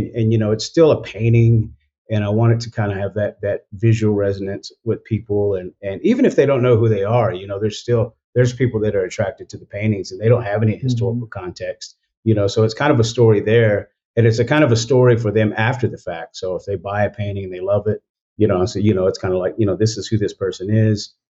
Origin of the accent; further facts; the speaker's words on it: Oklahoma, United States; growing up in Oklahoma